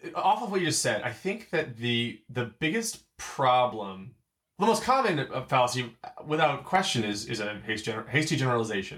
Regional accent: Baltimore, Maryland, United States; we're from Baltimore

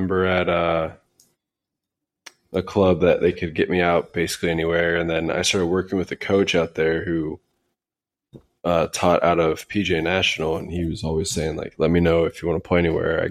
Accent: Cincinnati, Ohio, United States; now in Los Angeles, United States; growing up in Cincinnati

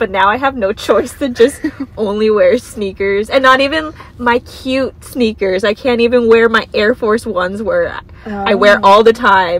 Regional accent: East Coast, United States; We're from the East Coast

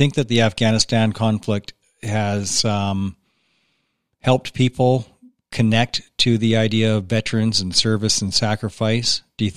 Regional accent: Canada

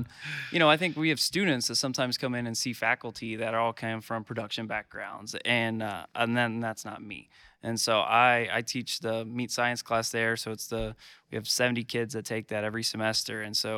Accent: League City, Texas, United States; So I'm from League City, Texas, which is halfway between Houston and Galveston.

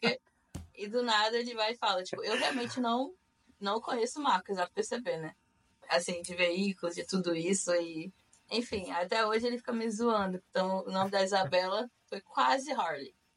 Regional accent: Macaé, Rio de Janeiro, Brazil; moved away as an adult; also born or lived in Campos dos Goytacazes, Brazil / Utah, United States; now in Florida, United States; eu sou de Macaé, no Rio de Janeiro. Não sou carioca da gema, mas eu sou fluminense. É, nascida no estado do Rio de Janeiro. Na verdade, nasci em Campos dos Goitacazes

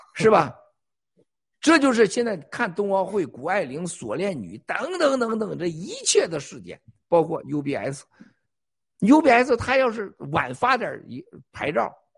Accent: China; 我们中国人

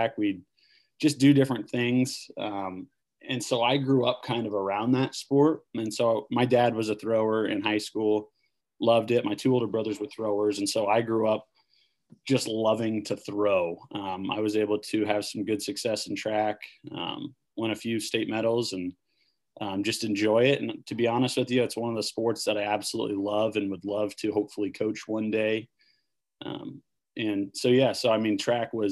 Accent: Ashland, Nebraska, United States; Ashland, Nebraska is one of the best towns to ever grow up in.

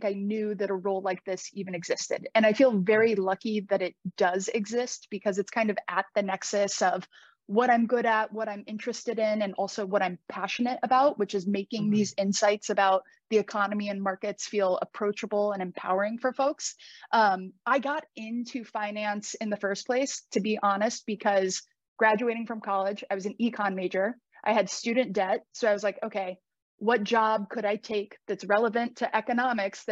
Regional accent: Indianapolis, Indiana, United States; moved away as an adult; also born or lived in Chicago, Illinois; now in New York City, United States; I grew up in Indianapolis, Indiana

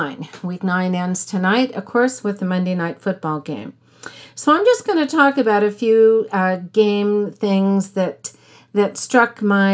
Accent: the Northwest, Pacific Northwest, United States; I'm a Seahawks fan, born and raised in the Northwest.

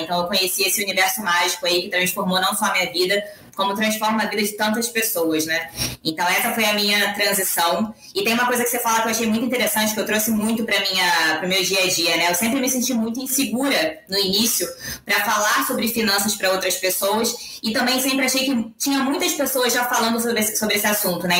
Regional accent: Rio de Janeiro, Brazil; moved away as an adult; now in São Paulo, Brazil; eu vim do Rio de Janeiro, sou carioca, né? Então eu sou, sou conterrânea. Hoje eu moro em São Paulo, estou há quatro anos aqui.

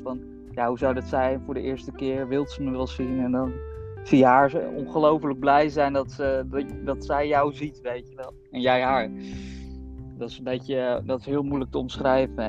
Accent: Netherlands; also born or lived in Bogotá, Colombia; ik ben altijd opgegroeid hier in Nederland

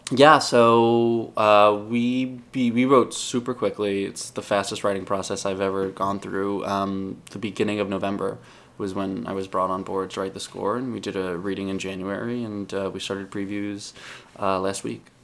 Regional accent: Long Island, New York, United States; I grew up on Long Island

